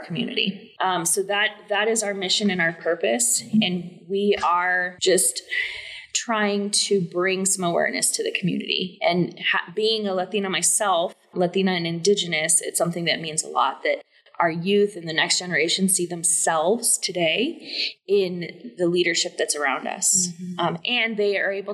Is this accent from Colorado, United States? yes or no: yes; Loveland, Colorado, United States; my background is I'm born and raised in Loveland, Northern Colorado